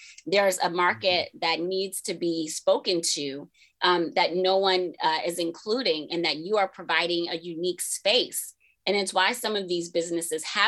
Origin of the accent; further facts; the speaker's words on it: Tampa, Florida, United States; where I grew up in Tampa